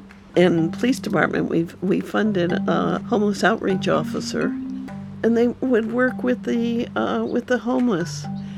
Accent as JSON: {"language": "English", "region": "California", "country": "United States", "lives_now": "Santa Cruz, United States", "said": "live in Santa Cruz, have lived here for over 30 years, and came here as a result of the earthquake. I came from Southern California."}